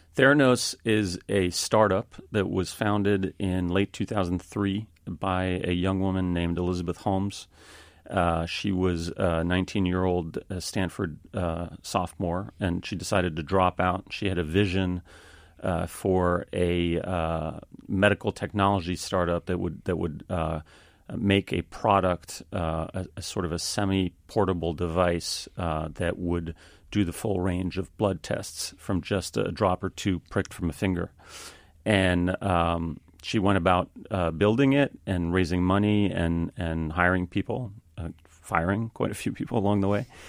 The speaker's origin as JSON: {"language": "English", "town": "Paris", "region": "Île-de-France", "country": "France", "tie": "born or raised there", "moved": "as an adult", "said": "I grew up in Paris, France. My father is French, my mother is American"}